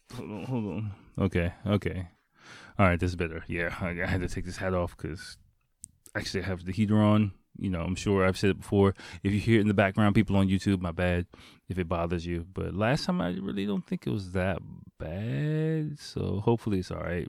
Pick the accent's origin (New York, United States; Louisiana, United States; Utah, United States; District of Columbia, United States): District of Columbia, United States; Washington; moved away as an adult; now in Japan; my hometown is Washington D.C.